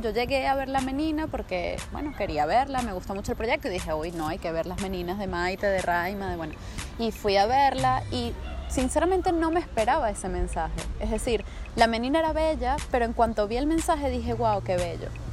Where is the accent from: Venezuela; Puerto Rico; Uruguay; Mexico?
Venezuela; moved away; esos venezolanos que estamos fuera